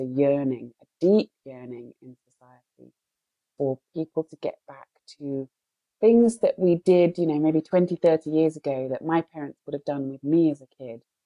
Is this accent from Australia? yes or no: no; United Kingdom; I'm British